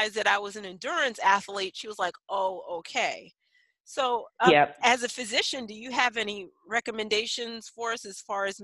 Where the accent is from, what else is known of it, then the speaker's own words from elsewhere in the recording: New York, United States; moved away; I'm a city kid. I grew up in New York.